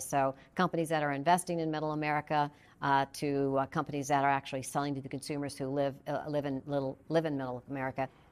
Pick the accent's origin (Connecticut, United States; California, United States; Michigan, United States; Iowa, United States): Michigan, United States; Flint; my hometown in Michigan